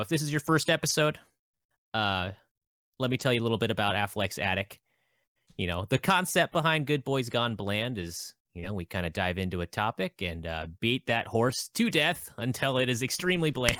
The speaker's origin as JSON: {"language": "English", "region": "Alaska", "country": "United States", "said": "I'm from Alaska"}